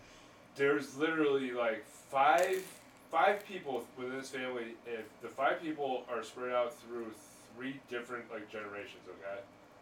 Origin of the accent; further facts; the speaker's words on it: Ellington, Connecticut, United States; I'm from Ellington.